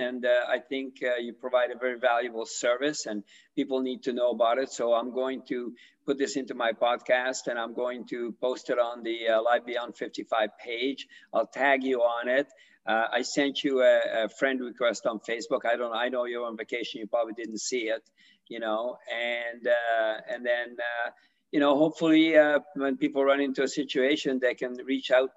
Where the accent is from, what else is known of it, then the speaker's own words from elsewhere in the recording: Canada; I'm from Canada